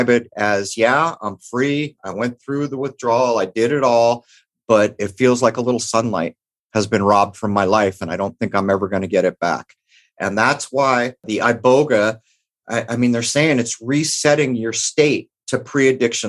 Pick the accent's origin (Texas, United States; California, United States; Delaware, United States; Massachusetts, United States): California, United States; San Diego; where I grew up in San Diego, and the time that I grew up in East County